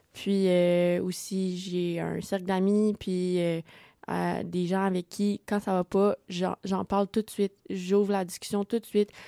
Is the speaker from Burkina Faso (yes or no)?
no; Sherbrooke, Quebec, Canada; je viens du cégep de Sherbrooke, donc je suis collégienne. Donc voilà, moi je n'ai pas déménagé